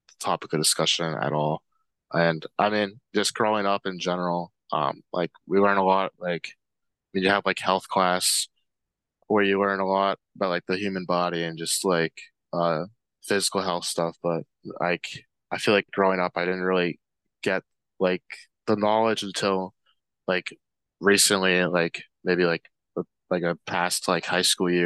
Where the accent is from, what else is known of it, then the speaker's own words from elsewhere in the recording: Yardley, Pennsylvania, United States; I'm from Yardley, Pennsylvania, which is about like 30 minutes outside